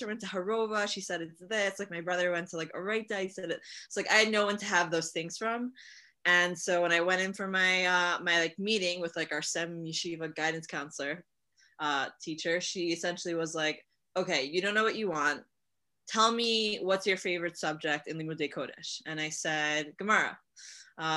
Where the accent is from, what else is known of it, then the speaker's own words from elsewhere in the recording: Hollywood, Florida, United States; moved away as an adult; now in Israel; I was born and raised in Hollywood, Florida.